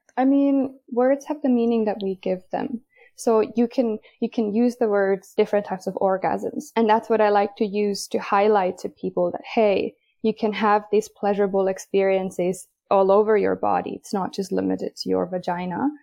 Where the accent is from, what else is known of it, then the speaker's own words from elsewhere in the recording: Finland; I am from Finland, even though I have a Swedish last name